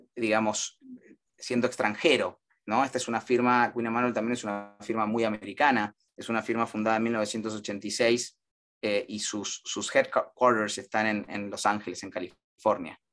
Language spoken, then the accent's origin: Spanish; Argentina; moved away as an adult; now in United States; vinimos juntos y casados desde Argentina, recién casados